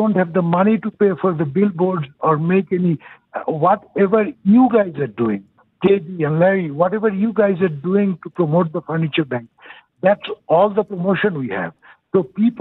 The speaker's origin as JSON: {"language": "English", "country": "Bangladesh", "tie": "born or raised there", "moved": "as an adult", "lives_now": "Houston, United States", "said": "originally, I'm from Bangladesh"}